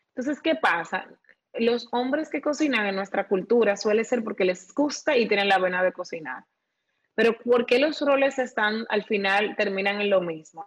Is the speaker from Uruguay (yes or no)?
no; Dominican Republic; como dominicanos tenemos una riqueza